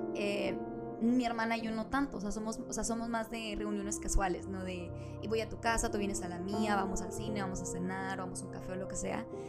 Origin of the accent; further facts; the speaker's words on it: Monterrey, Nuevo León, Mexico; moved away; la ciudad de Monterrey, de donde yo soy